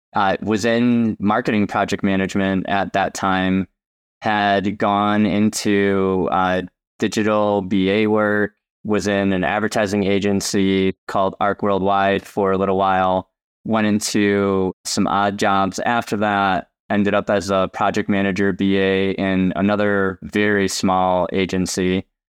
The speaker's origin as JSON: {"language": "English", "town": "Chicago", "region": "Illinois", "country": "United States", "moved": "yes", "said": "I'm originally from Chicagoland"}